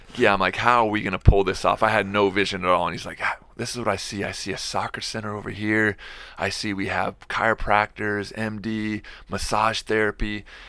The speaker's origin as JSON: {"language": "English", "town": "Seattle", "region": "Washington", "country": "United States", "tie": "born or raised there", "lives_now": "Spokane, United States", "said": "I grew up in Seattle and come from a big family."}